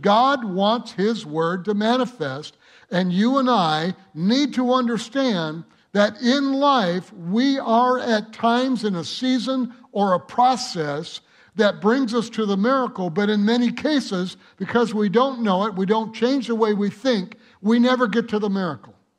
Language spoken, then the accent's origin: English; Michigan, United States; now in El Monte, United States; I grew up in Michigan where you had the four seasons